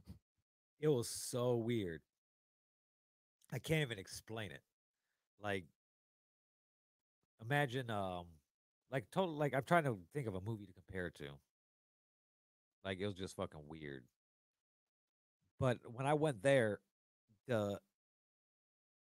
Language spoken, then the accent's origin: English; East Chicago, Indiana, United States; also born or lived in Schererville, Indiana / Dyer, Indiana; I was born and raised in East Chicago